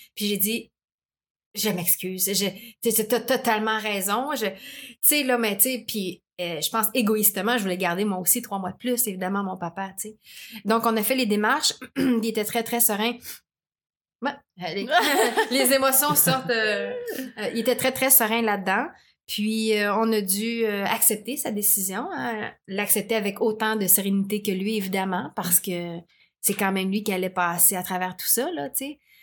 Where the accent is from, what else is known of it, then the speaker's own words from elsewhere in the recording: Montreal, Quebec, Canada; je viens de l'Est de Montréal, tout ça, dans un quartier quand même assez rough